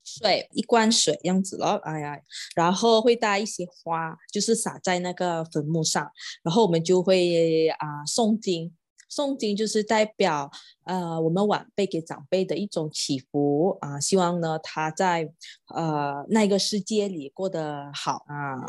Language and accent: Chinese; Johor, Malaysia; Chinese is a second language; 我是来自柔佛州，土生土长在这里咯